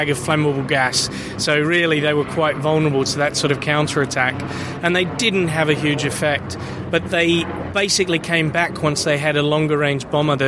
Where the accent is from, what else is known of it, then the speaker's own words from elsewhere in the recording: Australia; moved away as an adult; now in London, United Kingdom; I'm not originally from here. I'm from Australia. I moved here over a decade ago.